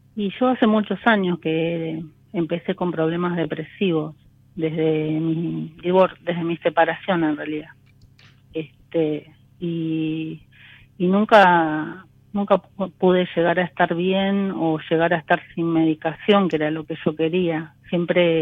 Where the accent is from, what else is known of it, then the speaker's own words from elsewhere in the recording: Florencio Varela, Buenos Aires Province, Argentina; De, de Florencio Varela.